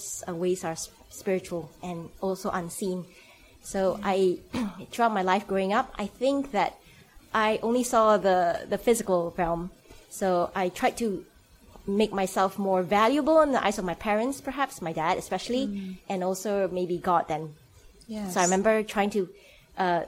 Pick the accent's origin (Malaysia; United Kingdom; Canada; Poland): Malaysia; moved away; So I'm Malaysian, so I grew up in Malaysia.